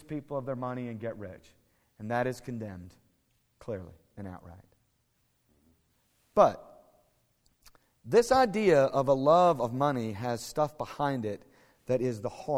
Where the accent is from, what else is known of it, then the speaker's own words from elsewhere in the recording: United States; also born or lived in Fort Worth, Texas; I'm an American. I live in Fort Worth